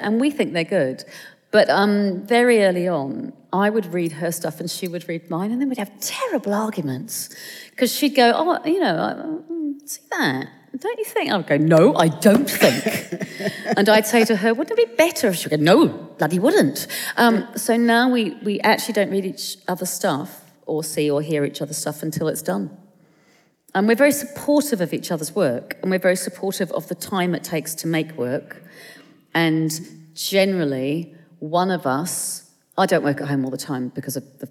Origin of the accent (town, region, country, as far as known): Tokoroa, Waikato, New Zealand; born or raised there; moved away as an adult; now in London, United Kingdom